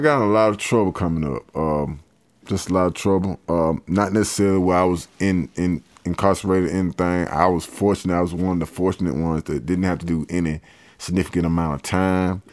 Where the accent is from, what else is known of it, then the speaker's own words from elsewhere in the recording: Columbus, Georgia, United States; I'm from Columbus, Georgia, uh, aka Polar Bear, Georgia, Forest Road